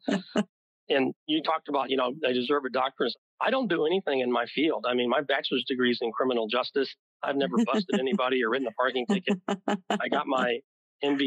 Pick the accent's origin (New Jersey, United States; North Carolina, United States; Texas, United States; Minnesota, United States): Texas, United States; Wichita Falls; I grew up in Wichita Falls